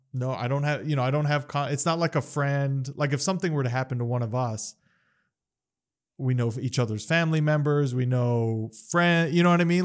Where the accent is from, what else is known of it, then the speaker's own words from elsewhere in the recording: Las Cruces, New Mexico, United States; moved away as an adult; also born or lived in Phoenix, Arizona / East Coast; I was away from Cruces for over ten years